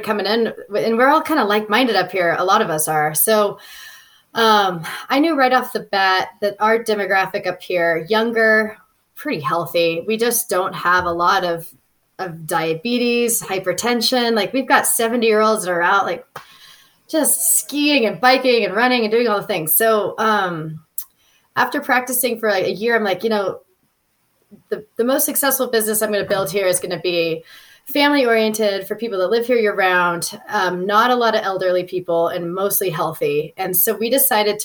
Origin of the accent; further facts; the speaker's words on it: Southern California, United States; moved away as an adult; also born or lived in Orange County; now in Lake Tahoe, United States; I grew up in Southern California